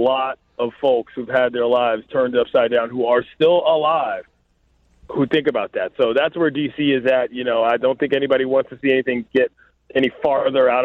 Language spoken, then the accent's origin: English; Washington, District of Columbia, United States; now in Los Angeles, United States; my hometown first. D.C.